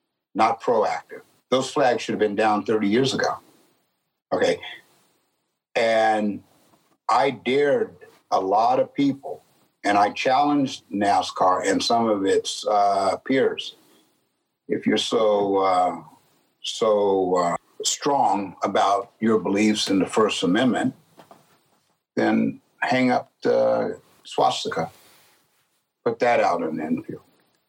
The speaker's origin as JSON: {"language": "English", "town": "San Jose", "region": "California", "country": "United States", "tie": "born or raised there", "said": "I grew up in San Jose, California, 0.2%. Black or people of color, 0.2%. And I was the only black kid in my class all through my grade year, the only one."}